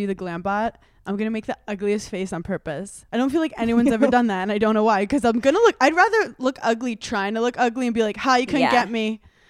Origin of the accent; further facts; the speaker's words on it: Brooklyn, New York, United States; Growing up in Park Slope, Brooklyn, everyone was like, what's your name?